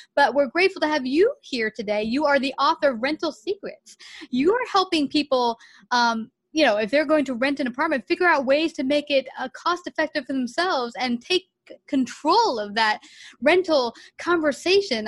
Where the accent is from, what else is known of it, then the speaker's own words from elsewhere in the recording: New York City, New York, United States; moved away as an adult; now in Houston, United States; we're from New York City